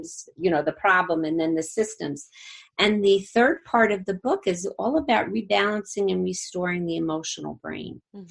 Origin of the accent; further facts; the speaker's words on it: Jersey City, New Jersey, United States; I'm from Jersey City